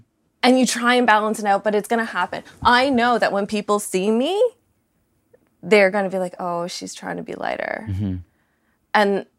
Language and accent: English; Canada; I was born in Canada, raised by a Canadian family, their ancestry is British. So Canadian history, British history, all that, I totally understand.